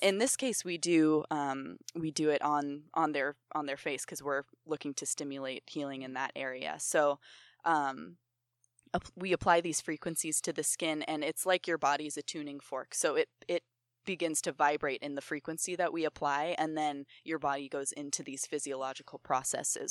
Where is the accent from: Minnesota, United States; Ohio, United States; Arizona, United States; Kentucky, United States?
Ohio, United States; also born or lived in New York; I grew up in Ohio